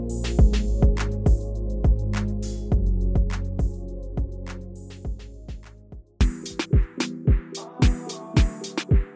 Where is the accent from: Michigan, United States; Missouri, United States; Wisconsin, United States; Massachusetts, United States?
Wisconsin, United States; Waukesha; when I used to bag at the grocery store, in came J.J. Watt